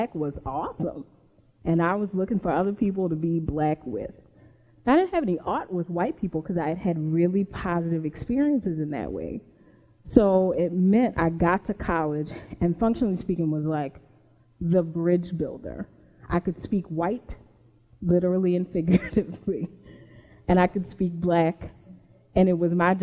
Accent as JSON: {"language": "English", "town": "New Orleans", "region": "Louisiana", "country": "United States", "tie": "born or raised there", "said": "I grew up in New Orleans"}